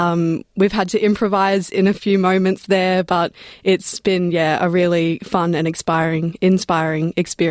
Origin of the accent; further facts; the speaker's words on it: Darwin, Northern Territory, Australia; now in Sydney, Australia; I'm originally from Larrakia country up in Darwin. That's where I was born and raised. But my family are from the Gurindji tribe down in Wave Hill Way.